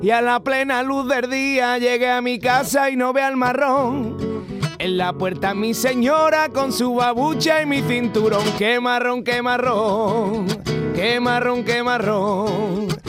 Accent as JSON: {"language": "Spanish", "town": "Utrera", "region": "Andalusia", "country": "Spain", "said": "la de mi tierra es en septiembre"}